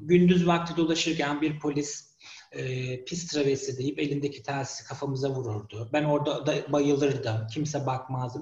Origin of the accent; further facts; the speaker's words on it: Turkey; moved away as an adult; ben 40 yaşından sonra e, memleketimi terk etmek zorunda kalan bir kişiyim.